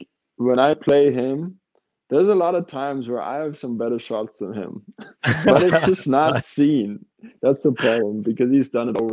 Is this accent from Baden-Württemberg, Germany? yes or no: yes; Karlsruhe, Baden-Württemberg, Germany; my hometown club in Karlsruhe